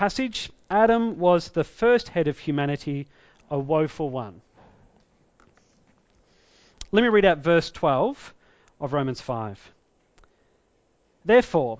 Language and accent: English; Victoria, Australia; also born or lived in Tasmania; I grew up in Victoria, I was actually born in Tasmania